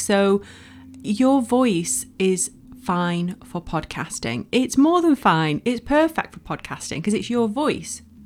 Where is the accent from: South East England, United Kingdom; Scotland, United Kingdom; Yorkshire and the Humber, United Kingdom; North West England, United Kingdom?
North West England, United Kingdom; Bolton; moved away as an adult; I'm from Bolton, um, in the northwest of the U K. Don't live there now, but I lived there for over twenty years